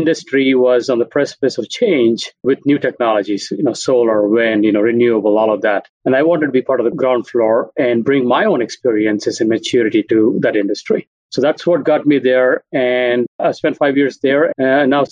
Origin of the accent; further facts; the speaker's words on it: India; moved away as an adult; also born or lived in San Francisco; now in Minneapolis, United States; I grew up in India